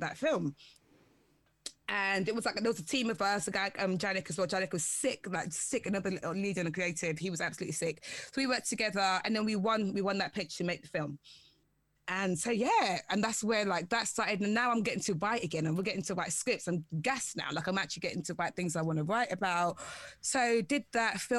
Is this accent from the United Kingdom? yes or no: yes; London, United Kingdom; I'm from London.